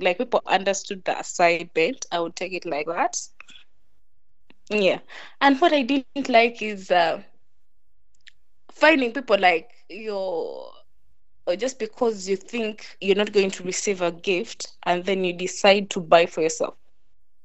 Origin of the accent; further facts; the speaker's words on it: Uganda; now in Kampala, Uganda; I'm from Bara, but currently in Kampala.